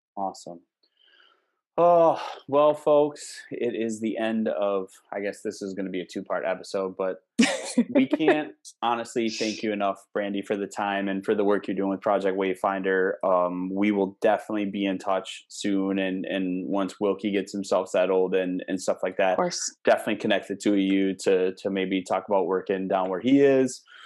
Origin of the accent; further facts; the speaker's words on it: Cumberland, Wisconsin, United States; my hometown, my teeny little hometown